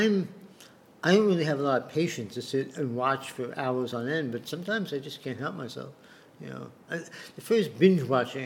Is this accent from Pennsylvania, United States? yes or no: no; New York, United States; moved away as an adult; now in Chiang Mai, Thailand; I'm still a New Yorker very much